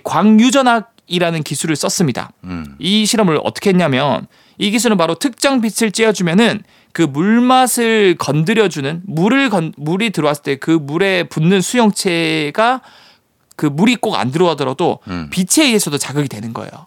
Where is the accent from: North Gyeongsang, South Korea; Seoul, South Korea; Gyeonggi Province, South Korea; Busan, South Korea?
Busan, South Korea; moved away; 제 고향이 또 부산이기도 하고.